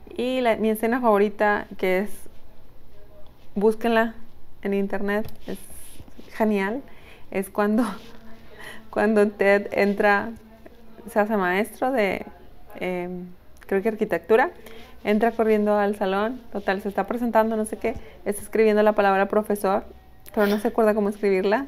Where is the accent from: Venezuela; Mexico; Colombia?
Mexico; Somos mexicanos